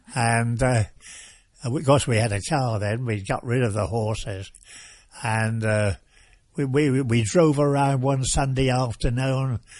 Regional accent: Watton, East of England, United Kingdom; also born or lived in Norwich / Thetford; mother took me to a place called Watton, which is a market town, and she took me back there to my, uh, home

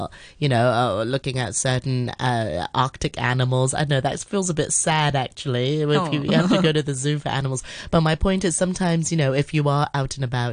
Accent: Hong Kong; we're from Hong Kong. We've lived in Hong Kong all our lives

